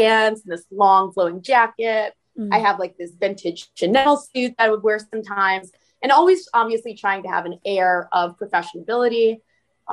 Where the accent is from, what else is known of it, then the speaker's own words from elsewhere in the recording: Bloomfield Hills, Michigan, United States; moved away as an adult; also born or lived in Washington, D.C. / Berkeley, California / New York; I'm originally from Bloomfield Hills, Michigan.